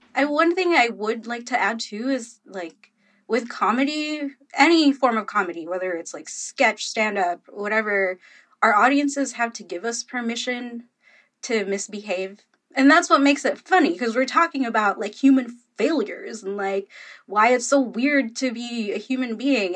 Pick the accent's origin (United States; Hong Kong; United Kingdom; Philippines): Philippines; I'm Filipino